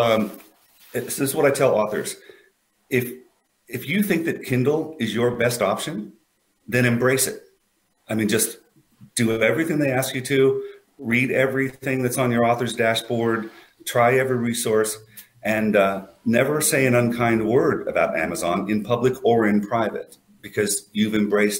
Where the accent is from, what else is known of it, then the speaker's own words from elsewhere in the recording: United States; I'm an American